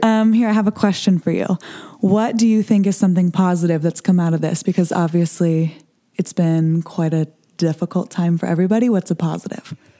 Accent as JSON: {"language": "English", "town": "Los Angeles", "region": "California", "country": "United States", "tie": "born or raised there", "said": "I am a singer songwriter born and raised in Los Angeles"}